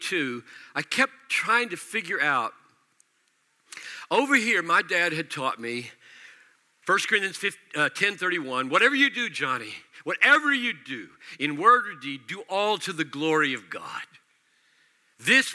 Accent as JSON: {"language": "English", "country": "United States", "accent": "American", "said": "I'm speaking American"}